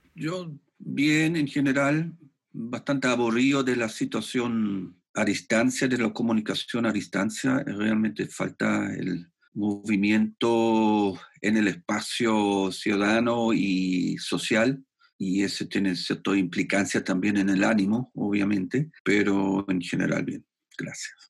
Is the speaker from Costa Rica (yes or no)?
no; Germany; Spanish is a second language; moved away as an adult; also born or lived in Spain; now in Santiago, Chile; yo soy alemán y he estudiado en Alemania arte